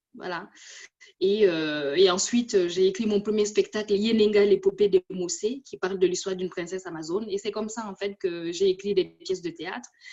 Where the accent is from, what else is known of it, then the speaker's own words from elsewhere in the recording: Burkina Faso; moved away as an adult; now in France; j'ai quitté mon pays natal depuis 20 ans, une vingtaine d'années, mais mon cœur y est toujours là-bas